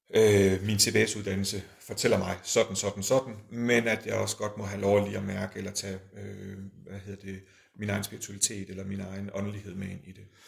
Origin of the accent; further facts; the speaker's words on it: Aalborg, North Denmark Region, Denmark; moved away; så arbejder jeg i Aalborg, det er der, hvor jeg kommer fra